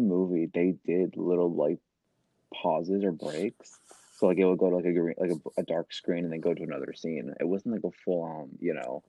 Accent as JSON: {"language": "English", "region": "Wisconsin", "country": "United States", "said": "we're from Wisconsin."}